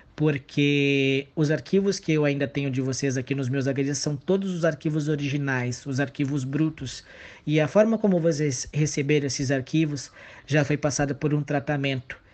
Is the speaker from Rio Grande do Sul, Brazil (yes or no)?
no; São Paulo, Brazil; moved away as an adult; now in Campo Grande, Brazil; eu não sou natural de Campo Grande, eu sou de São Paulo, capital, mas eu estava aqui por conta da faculdade